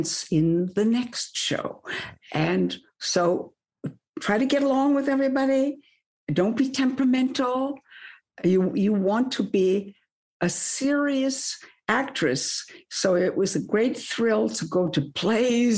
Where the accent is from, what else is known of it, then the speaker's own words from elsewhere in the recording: Minnesota, United States; now in Hollywood, United States; I come from Minnesota